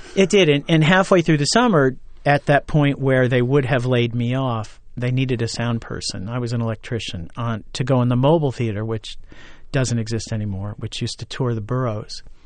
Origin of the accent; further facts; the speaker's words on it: Orange County, New York, United States; moved away as an adult; also born or lived in Ithaca, New York; I went to Orange County Community College in my hometown as a music major